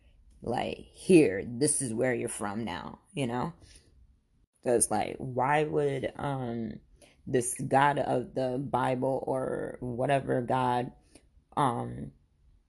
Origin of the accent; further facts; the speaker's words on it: Khambhat, Gujarat, India; now in United States; I was born in India in a place called, it is called Cambay, India